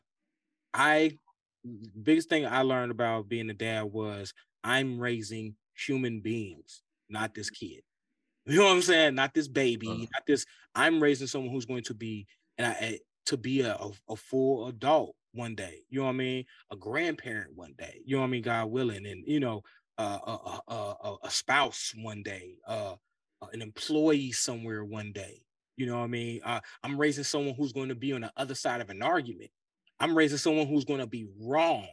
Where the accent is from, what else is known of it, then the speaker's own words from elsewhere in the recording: Cincinnati, Ohio, United States; growing up in Cincinnati, Ohio